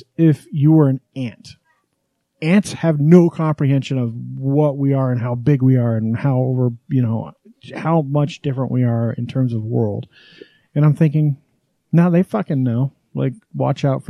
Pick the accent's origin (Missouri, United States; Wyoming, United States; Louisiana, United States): Wyoming, United States; now in Utah, United States; When I was growing up in Wyoming